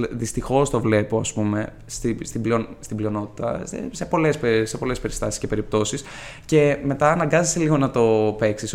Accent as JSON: {"language": "Greek", "town": "Ioannina", "region": "Epirus", "country": "Greece", "moved": "as an adult", "lives_now": "Athens, Greece", "said": "μια πόλη σίγουρα μικρότερη τη Αθήνα, α πούμε, που κατάγομαι, από τα Γιάννενα"}